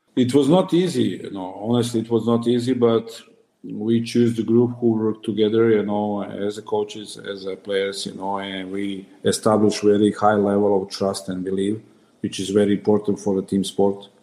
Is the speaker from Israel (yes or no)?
no; Serbia; moved away; I'm coming from Serbia. It's different mentality